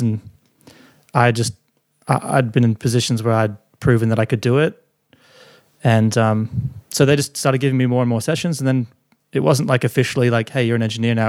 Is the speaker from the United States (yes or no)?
no; Gold Coast, Queensland, Australia; moved away as an adult; also born or lived in Sydney; I was from the Gold Coast. I moved to Sydney to do this internship